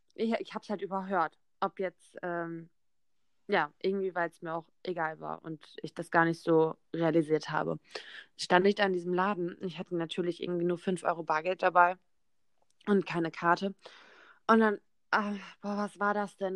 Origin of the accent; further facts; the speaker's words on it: near Bielefeld, North Rhine-Westphalia, Germany; moved away; ich bin 19 Jahre alt und ich komme aus der Nähe von Bielefeld